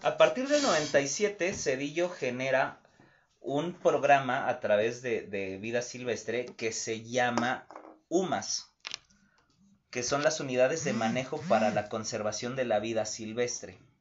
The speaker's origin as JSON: {"language": "Spanish", "country": "Mexico", "said": "como todo mexicano"}